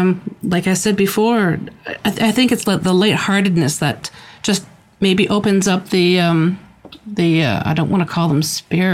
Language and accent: English; East Coast of Canada, Atlantic Canada, Canada; also born or lived in Ottawa Valley, Ontario; now in Ontario, Canada; I'm originally from the East Coast, but I'm now living in Ontario in the Ottawa Valley.